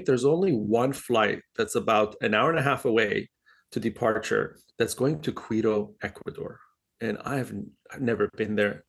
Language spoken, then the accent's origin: English; Dubai, United Arab Emirates; moved away; also born or lived in Switzerland; I was born in Dubai, and I grew up uh, partially in Dubai and Switzerland in, in school